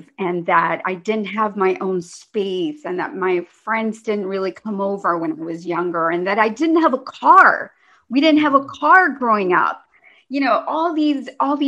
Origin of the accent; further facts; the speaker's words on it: United States; growing up in the United States, being an immigrant, although I did come to this country very young. I mean, I've been here since I was four. I went all through school here.